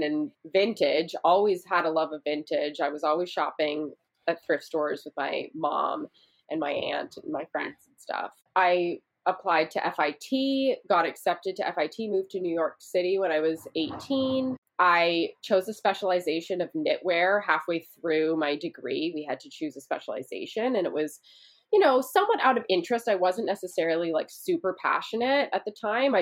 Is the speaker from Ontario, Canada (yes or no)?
no; Vancouver, British Columbia, Canada; now in United States; I grew up in Vancouver, Canada